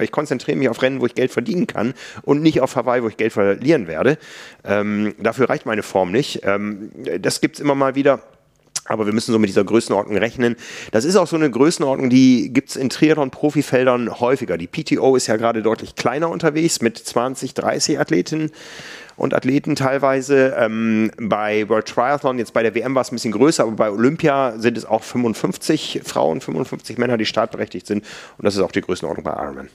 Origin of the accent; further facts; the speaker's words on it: near Harsewinkel, North Rhine-Westphalia, Germany; now in Hamburg, Germany; in meiner Heimat gab es immer eine frühe Mitteldistanz, ich glaube in Hasewinkel